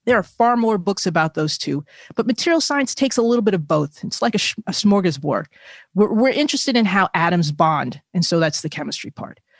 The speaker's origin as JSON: {"language": "English", "region": "New Jersey", "country": "United States", "tie": "born or raised there", "said": "my home state of New Jersey"}